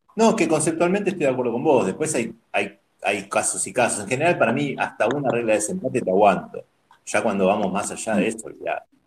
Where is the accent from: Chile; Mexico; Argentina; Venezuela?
Argentina; Buenos Aires; Yo soy de Capital, eh, siempre, siempre viví en Capital